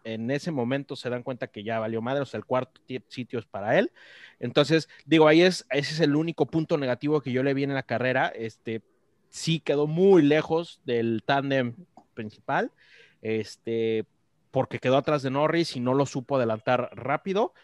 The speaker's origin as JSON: {"language": "Spanish", "country": "Mexico", "said": "como mexicanos"}